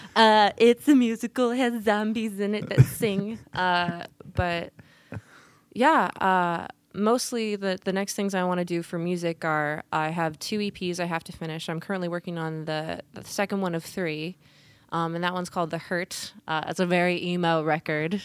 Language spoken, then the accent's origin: English; Portland, Oregon, United States; also born or lived in Vancouver Island, British Columbia, Canada; I was born and raised in Portland.